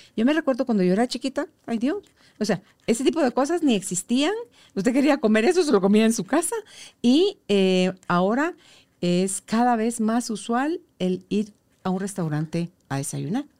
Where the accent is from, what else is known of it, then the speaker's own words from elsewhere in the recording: Guatemala; como guatemaltecos